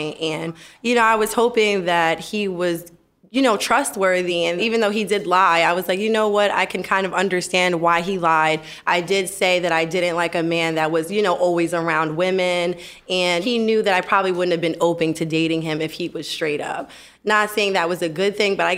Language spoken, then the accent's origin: English; New York City, New York, United States; I'm from Queens, Long Island